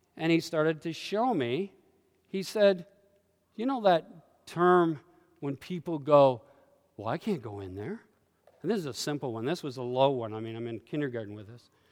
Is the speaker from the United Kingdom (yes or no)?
no; Canada; I carry Canadianisms, and I'm not a Canadian anymore